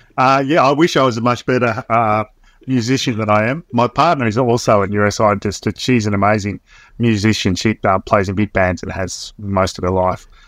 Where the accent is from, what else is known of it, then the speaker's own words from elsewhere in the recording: Swan Hill, Victoria, Australia; I grew up in Swan-, country town in Victoria